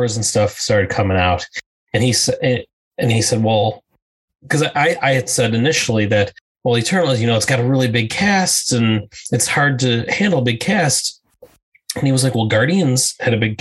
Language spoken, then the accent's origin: English; Western New York, United States; I grew up in the Western New York area